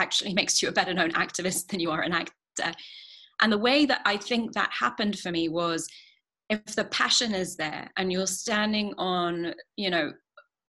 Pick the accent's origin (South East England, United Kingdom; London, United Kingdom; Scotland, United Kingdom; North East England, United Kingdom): London, United Kingdom; I grew up in London